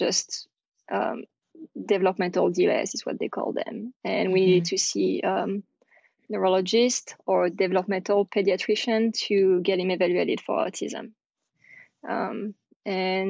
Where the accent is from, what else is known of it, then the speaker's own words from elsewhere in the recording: France; accent: French; English is a second language; now in United States; I'm French, you can probably hear my accent